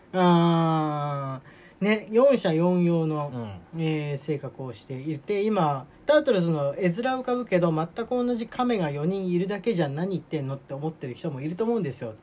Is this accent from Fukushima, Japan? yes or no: no; Tokyo, Japan; now in Nagoya, Japan; 東京に、えー、まあ、帰省してね、帰省って言ってもあの、自分の実家なんですけれども